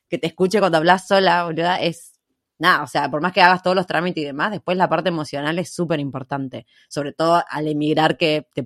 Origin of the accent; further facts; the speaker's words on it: Argentina; porque realmente uno siendo argentino lo recontra necesita.